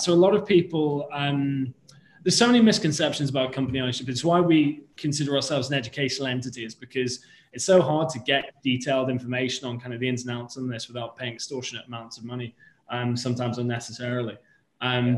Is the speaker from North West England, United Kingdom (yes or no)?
yes; Liverpool, North West England, United Kingdom; now in London, United Kingdom; my hometown of Liverpool